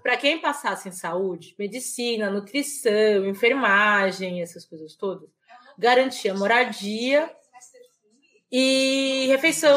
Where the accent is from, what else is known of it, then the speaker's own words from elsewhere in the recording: Belém, Pará, Brazil; moved away as an adult; now in São Paulo, Brazil; eu sou de Belém, eu nasci na, no Hospital Adventista de Belém